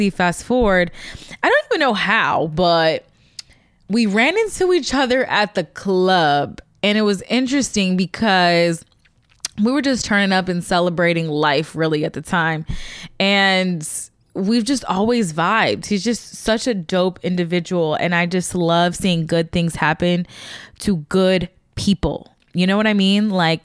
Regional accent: Chicago, Illinois, United States; moved away as an adult; also born or lived in Missouri; I'm originally from Chicago

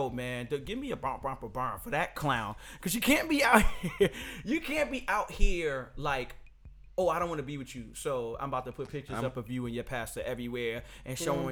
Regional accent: New York City, New York, United States; I can't talk about nowhere else because I'm just from New York City.

